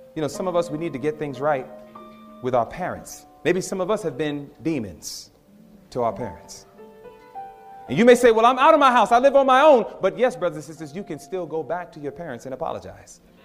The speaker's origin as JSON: {"language": "English", "region": "New York", "country": "United States", "moved": "yes", "said": "I'm from New York"}